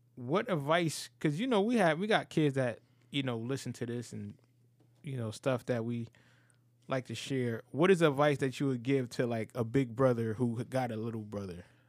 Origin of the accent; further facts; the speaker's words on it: New Haven, Connecticut, United States; growing up in New Haven